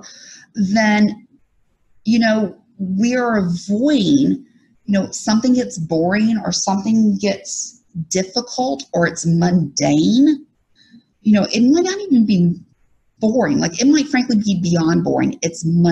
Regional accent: Alabama, United States; that's what I was raised under in Alabama

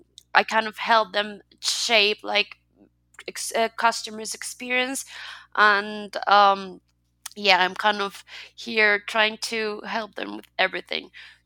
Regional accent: Colombia; I'm from Colombia as well.

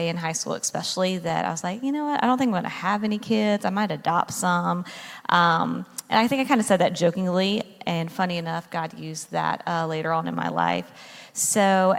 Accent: North Carolina, United States; moved away as an adult; now in New Jersey, United States; I was born and raised in North Carolina

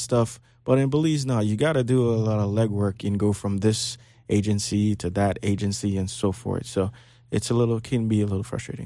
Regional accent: Belize; now in Florida, United States; I was born in Belize and tempered in Florida. So I spent half my life in Belize

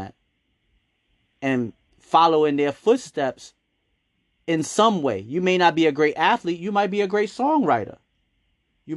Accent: New York City, New York, United States; growing up in Harlem, I remember a lot of the businesses being owned by Black people

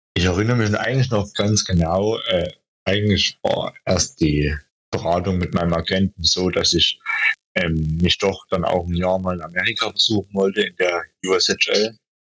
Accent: Schönheide, Saxony, Germany; moved away; Also ich komme ja ursprünglich aus Schönheide, aus dem Erzgebirge.

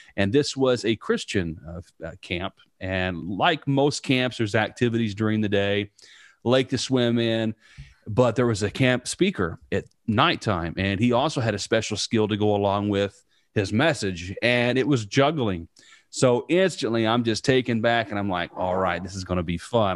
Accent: Southern Indiana, United States; growing up in Southern Indiana, right out in the middle of a cornfield

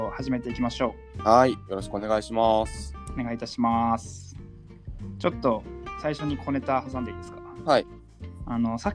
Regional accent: Sendai, Miyagi, Japan; moved away; 地元の僕仙台宮城県出身で

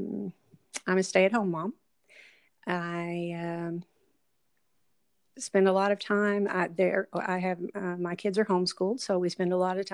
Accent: Kentucky, United States; moved away as an adult; also born or lived in Tennessee; we're originally from Kentucky, and we moved from Kentucky to Tennessee, to just north of Nashville, and lived there for 13 years

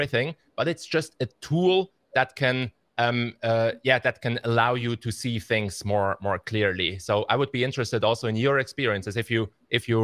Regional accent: Basel, Basel-Stadt, Switzerland; in Basel, I grew up here in Basel. I've been here my whole life in Switzerland

